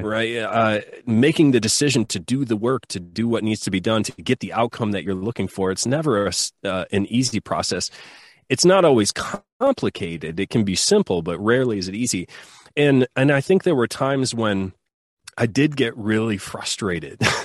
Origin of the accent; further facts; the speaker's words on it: Southwest Michigan, United States; I grew up in Michigan in the U S, and, uh, grew up on a farm